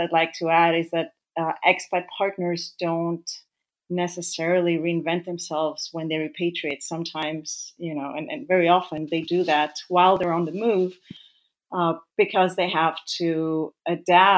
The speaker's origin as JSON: {"language": "English", "country": "Greece", "tie": "born or raised there", "also_born_or_lived": "Africa / Vienna, Austria", "moved": "as an adult", "lives_now": "Zurich, Switzerland", "said": "I was born in Africa, but I'm of Greek parents. So I grew up in Greece after the age of 4"}